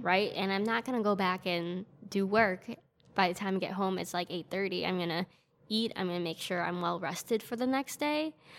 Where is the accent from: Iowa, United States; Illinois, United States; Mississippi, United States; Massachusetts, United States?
Illinois, United States; Elgin; I'm from Elgin